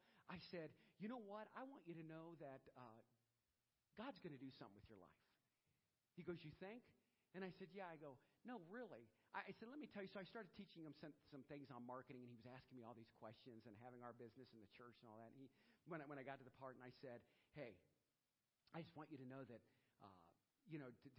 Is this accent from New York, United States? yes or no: no; Louisiana, United States; now in Aurora, United States; I'm from Louisiana. I came up here, live in Aurora, Ohio, and I took on this job.